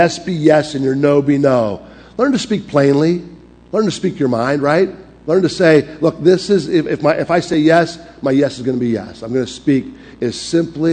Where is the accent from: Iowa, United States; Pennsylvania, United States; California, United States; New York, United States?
Pennsylvania, United States; Pittsburgh; accent: Pittsburgh; moved away as an adult; also born or lived in Springfield, Missouri; I'm from Pittsburgh.